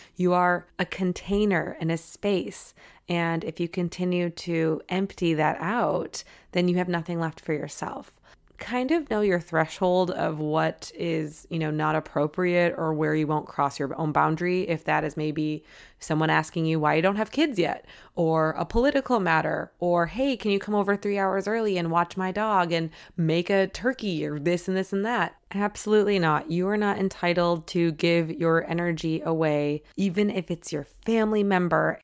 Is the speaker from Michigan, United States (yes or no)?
yes; Michigan, United States; I grew up in Michigan